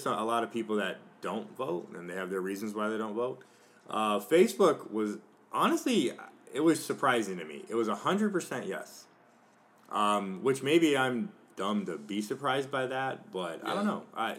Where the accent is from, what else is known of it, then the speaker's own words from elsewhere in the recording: United States; as an American citizen